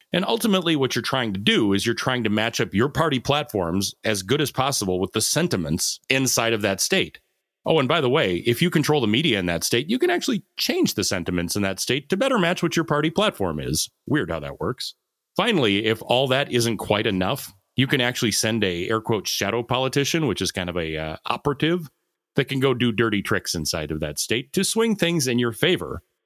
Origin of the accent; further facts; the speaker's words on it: United States; as an American